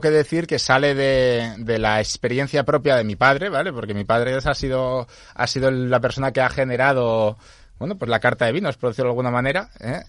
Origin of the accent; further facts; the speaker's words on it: San Sebastián, Basque Country, Spain; moved away as an adult; also born or lived in Ibiza; now in Seville, Spain; Yo soy de Amara Nuevo y siempre, vamos, eh, me que he vivido en, como en cuatro casas diferentes dentro de Amara Nuevo